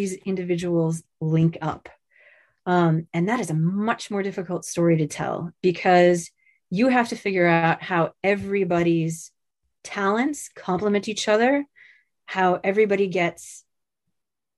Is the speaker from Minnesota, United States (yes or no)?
no; New Jersey, United States; now in Seattle, United States; I am from Central Jersey